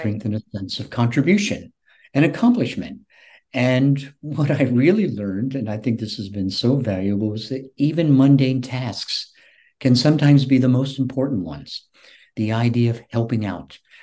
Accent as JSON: {"language": "English", "town": "Shelby", "region": "North Carolina", "country": "United States", "tie": "born or raised there", "also_born_or_lived": "Shelter Island, Long Island, New York", "moved": "yes", "lives_now": "Florida, United States", "said": "my hometown of Shelby, North Carolina"}